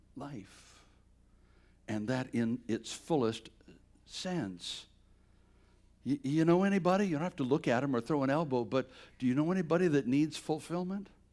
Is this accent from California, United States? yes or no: no; Bladenboro, North Carolina, United States; moved away; Bladinboro's a little town of a thousand people, southeast corner of, of North Carolina